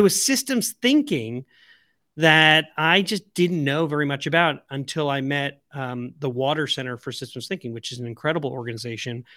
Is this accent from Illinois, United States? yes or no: no; Long Island, the South Shore, New York, United States; I'm from Long Island, the South Shore